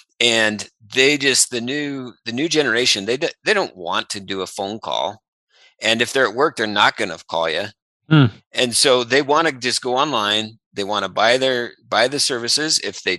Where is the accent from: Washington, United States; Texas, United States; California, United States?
California, United States; number one, we came from California and we found out we had bark scorpions.